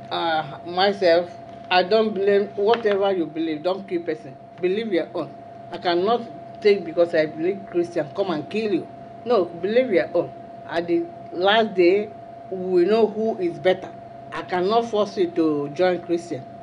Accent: Nigeria; moved away; I'm from Nigeria.

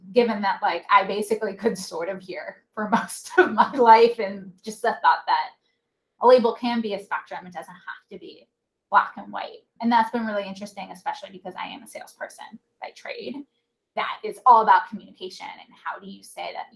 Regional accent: North Carolina, United States; I grew up in North Carolina and I was Jewish

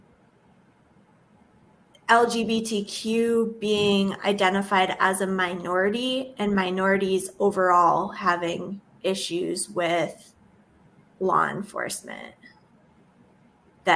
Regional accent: Massachusetts, United States; I am born and raised in Massachusetts

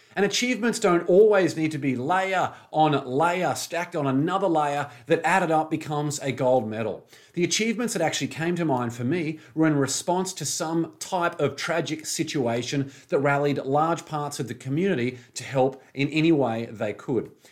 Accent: Brisbane, Queensland, Australia; at the Pullman Hotel in Brisbane City, my hometown.

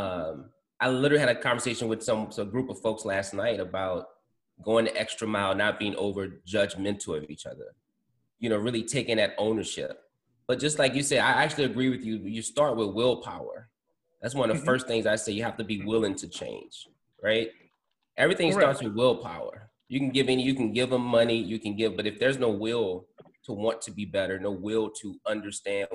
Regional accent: New Orleans, Louisiana, United States; now in Atlanta, United States; I grew up on Eganya Street

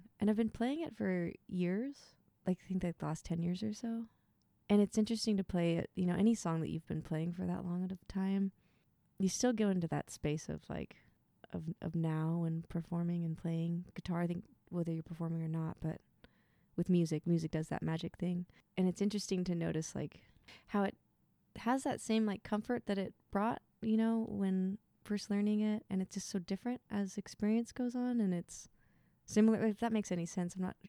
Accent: Lincoln City, Oregon, United States; Lincoln City, Oregon.

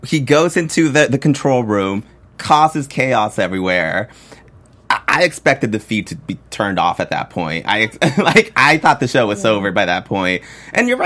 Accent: Texas, United States; moved away; I'm from Texas

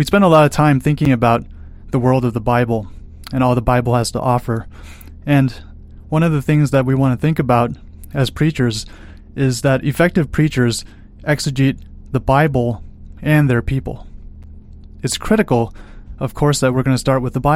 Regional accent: Chicago, Illinois, United States; moved away as an adult; also born or lived in Colorado; I'm from Chicago

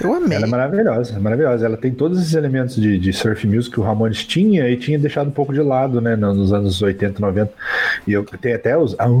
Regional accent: Brazil; Mas eu sou brasileiro

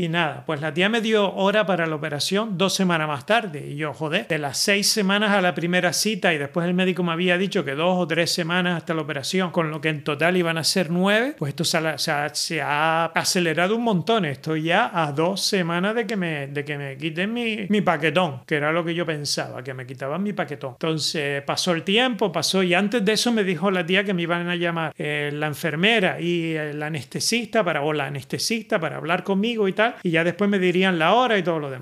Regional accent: Canary Islands, Spain; accent: Canarian; moved away as an adult; now in Netherlands; yo tengo un acento canario en holandés

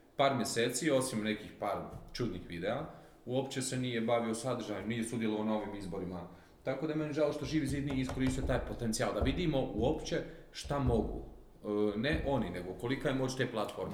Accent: Croatia; kod nas u Republici Hrvatskoj

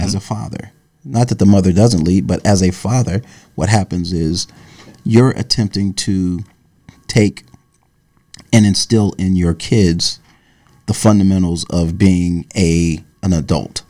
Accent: Dayton, Ohio, United States; moved away as an adult; also born or lived in Yellow Springs, Ohio / Florida; now in New York, United States; I grew up in Dayton, Ohio

